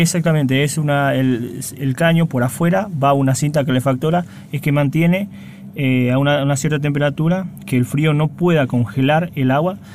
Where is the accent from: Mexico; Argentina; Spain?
Argentina; Ibarreta, Formosa; moved away; Yo soy oriundo de Ibarreta, de Formosa, exactamente